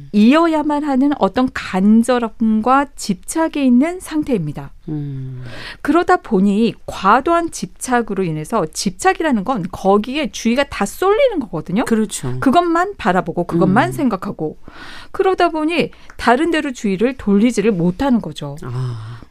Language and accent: Korean; South Korea; moved away as an adult; also born or lived in Seoul; 저도 이제 지방에서 고등학교까지 네. 다니다가 서울에 올라왔잖아요